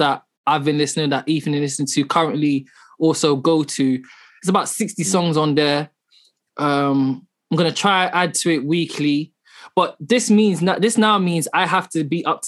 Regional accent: London, United Kingdom; I grew up in London

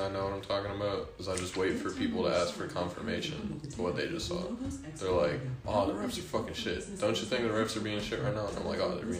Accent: Fairlawn, Ohio, United States; also born or lived in Cleveland, Ohio; I was born in Cleveland, Ohio. Moved here when I was about 4 years old. So, Fairlawn, Ohio, pretty much.

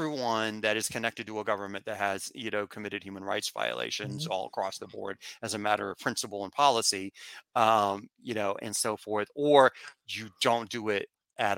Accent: United States; I'm coming from the United States

